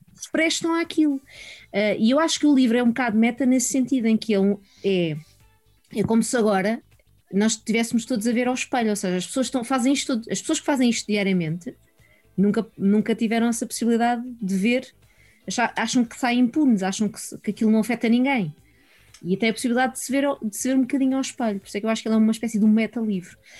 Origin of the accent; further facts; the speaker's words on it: Sintra, Lisbon, Portugal; Eu sou da Dona Maria